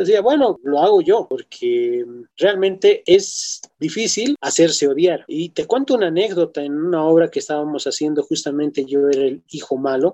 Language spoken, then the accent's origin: Spanish; La Paz, Bolivia; muestra lo que somos como bolivianos, nuestra esencia, no solamente como bolivianos, desde la zona donde vivimos, la ciudad donde vivimos, nos muestra como paseños